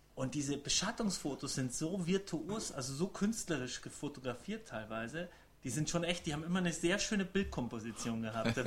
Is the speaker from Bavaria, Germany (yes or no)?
yes; Rosenheim, Bavaria, Germany; in Rosenheim, da wo ich herkomme